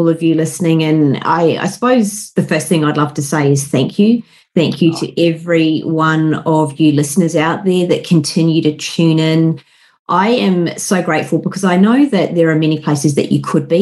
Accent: Wellington, New Zealand; moved away as an adult; also born or lived in London, United Kingdom; now in Sydney, Australia; I'm a Kiwi. Born and bred in Wellington, the mighty windy Wellington

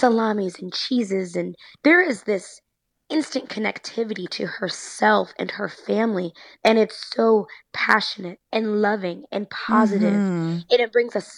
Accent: Chicago, Illinois, United States; I grew up in Beverly during a time, Beverly, Chicago, when it was predominantly white.

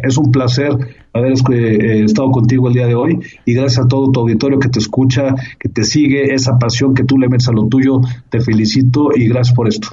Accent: Mexico; tengo un orgullo fuerte de ser mexicano

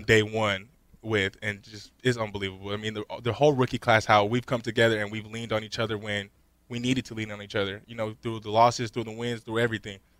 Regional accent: Las Vegas, Nevada, United States; I'm from Las Vegas

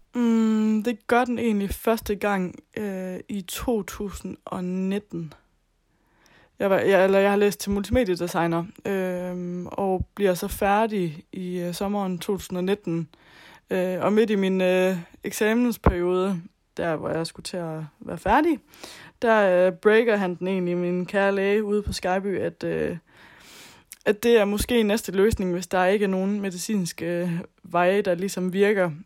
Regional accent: Southern Jutland, Southern Denmark, Denmark; moved away; Jeg kommer oprindeligt fra Sønderjylland, og boede hjemme med mine forældre

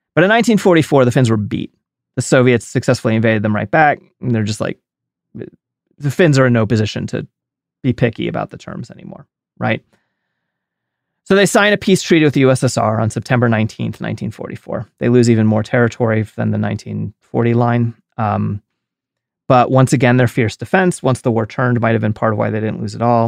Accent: United States; I'm an American and all, all I come from is, I'm a white American

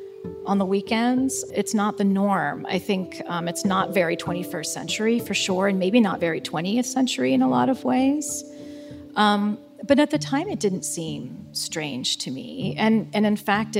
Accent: Columbus, Ohio, United States; I still live in my hometown. Basically, I grew up in central Ohio in the Columbus, Ohio area

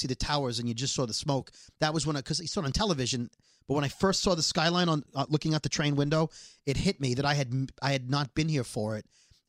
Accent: New York, United States; And it was weird as a New Yorker not being there.

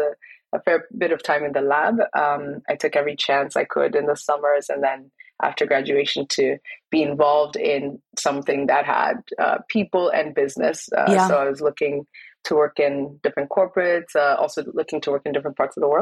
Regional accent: Kenya; me growing up in Kenya

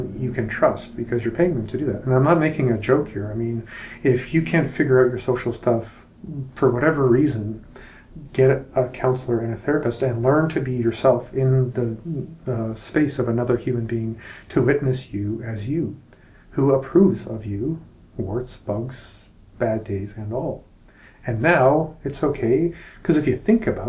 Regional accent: Canada; as a Canadian

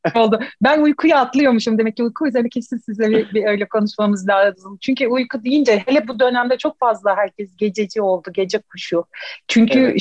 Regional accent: İzmir, Turkey; ben İzmirliyim

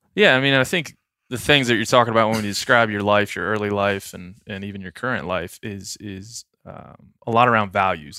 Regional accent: East Coast, United States; also born or lived in Texas; now in Montana, United States; I'm from the East Coast originally.

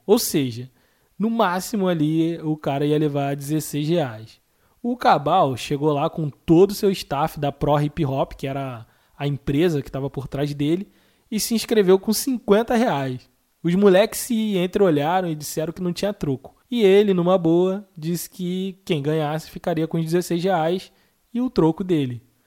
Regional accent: Rio de Janeiro, Brazil; Eu sou do Rio de Janeiro, como vocês podem perceber pelo meu sotaque

